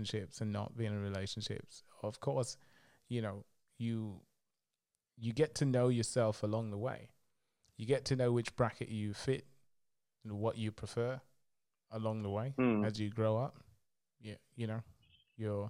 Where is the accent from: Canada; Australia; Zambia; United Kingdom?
Zambia; moved away; from Zambia